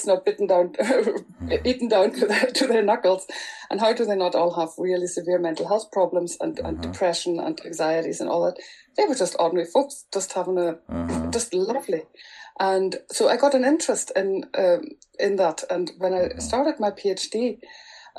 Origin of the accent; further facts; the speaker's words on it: Germany; first language German; English is a second language; moved away as an adult; now in Northern Ireland, United Kingdom; I'm originally from Germany